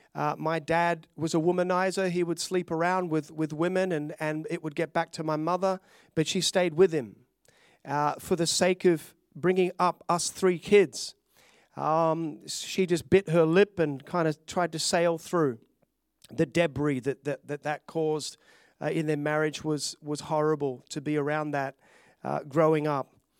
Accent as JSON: {"language": "English", "country": "Australia", "tie": "born or raised there", "also_born_or_lived": "Glenorchy, Hobart, Tasmania / Melbourne, Victoria", "said": "I'd grown up in Australia as a, a little, a little Aussie boy. I, I was born in Tasmania"}